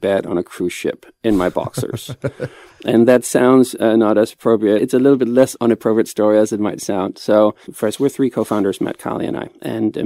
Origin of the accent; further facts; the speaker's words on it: Copenhagen, Capital Region of Denmark, Denmark; I'm from Copenhagen